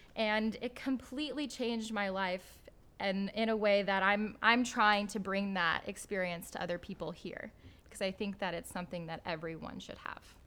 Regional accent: Midwest, United States; growing up in the Midwest, to an immigrant Pakistani father

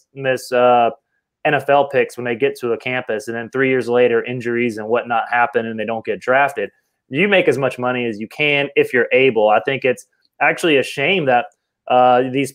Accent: Watkinsville, Georgia, United States; my earliest memories as a kid growing up in Watkinsville, Georgia, right outside of Athens

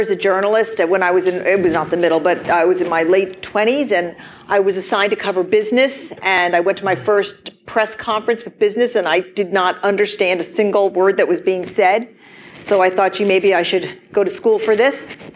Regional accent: Portland, Oregon, United States; I'm from Portland, Oregon

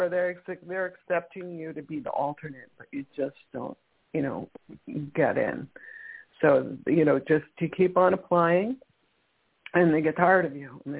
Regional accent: New York, United States; moved away; I'm originally from New York

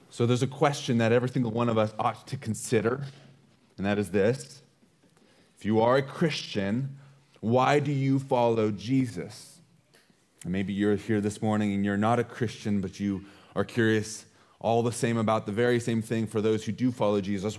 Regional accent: United States; being an American is a part of who we are

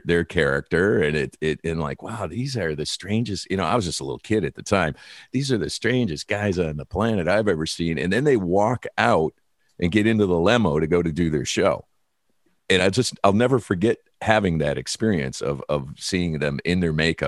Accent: Detroit, Michigan, United States; I am from Detroit

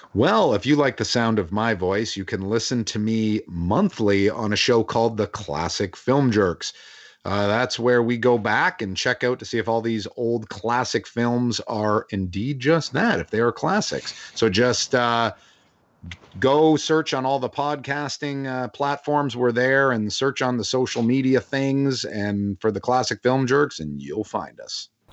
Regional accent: Toronto, Ontario, Canada; I'm from Toronto

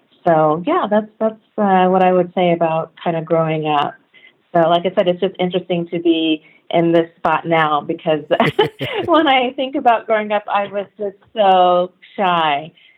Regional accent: Sacramento, California, United States; But I grew up primarily in Sacramento. So Sacramento is my hometown.

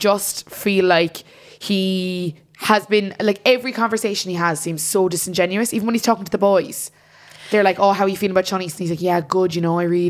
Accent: Ireland

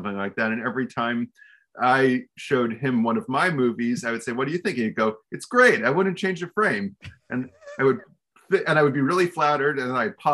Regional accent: Beverly Hills, California, United States; I grew up in Beverly Hills

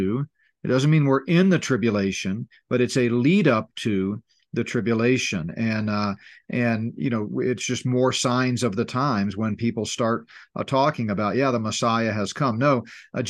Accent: Gulf Coast, United States; I grew up on the Gulf Coast, high school and college

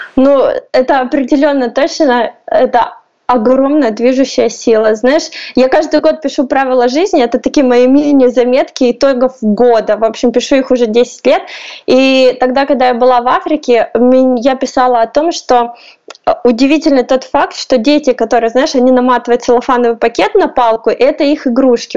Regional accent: Russia; also born or lived in Poland; now in Kyiv, Ukraine; Я из России

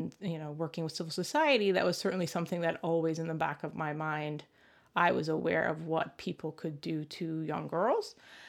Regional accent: United States; certainly very aware of the freedoms and rights I had as a girl growing up in the United States.

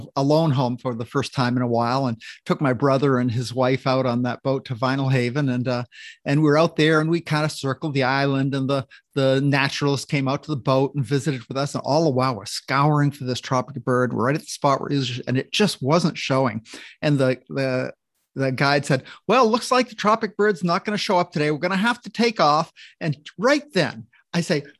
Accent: Maine, United States; now in Tacoma, United States; I grew up in Maine

